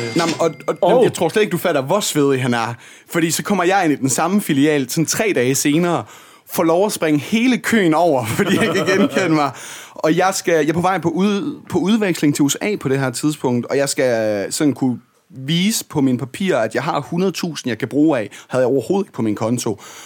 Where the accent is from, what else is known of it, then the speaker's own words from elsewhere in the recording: Denmark; jeg er også jyde